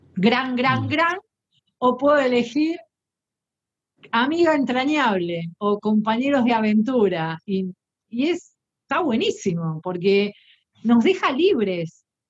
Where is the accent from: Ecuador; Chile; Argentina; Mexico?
Argentina; Soy argentina